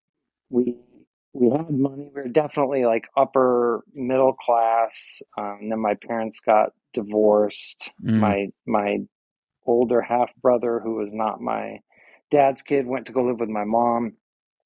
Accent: Huntington Beach, California, United States; also born or lived in Minnesota / Chicago / Fountain Valley; now in Los Angeles, United States; moved into the Fountain Valley and Huntington Beach area, and grew up there until college age

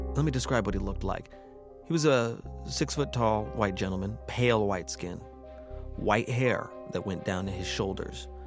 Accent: United States; I am American

